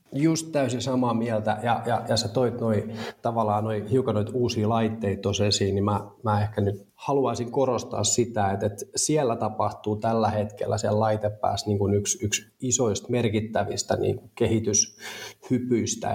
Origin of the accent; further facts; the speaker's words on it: Turku, Southwest Finland, Finland; turkulainen neljän lapsen isä